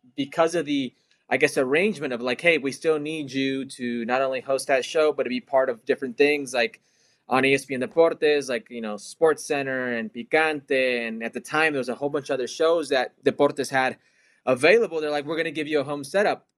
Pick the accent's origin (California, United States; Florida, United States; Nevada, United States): Nevada, United States; Las Vegas; moved away as an adult; also born or lived in Los Angeles / Toronto / West Hartford; I was born in L A and I grew up in Vegas